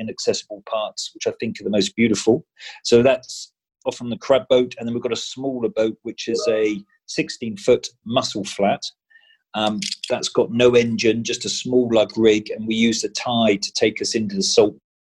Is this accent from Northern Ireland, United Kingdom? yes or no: no; Norfolk, East of England, United Kingdom; moved away as an adult; now in Kabul, Afghanistan; I'm from Norfolk. My children are in Norfolk. My family's there